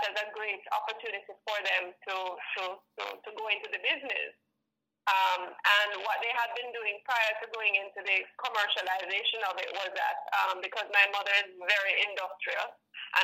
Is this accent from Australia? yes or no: no; Kingston, Jamaica; My family is not from Portland. We are actually all from Kingston.